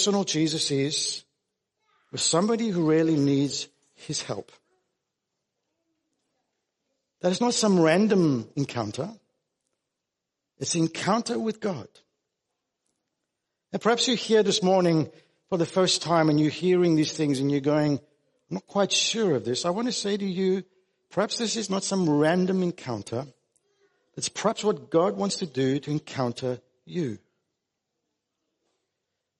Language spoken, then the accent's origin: English; South Africa; now in Australia; I grew up in South Africa.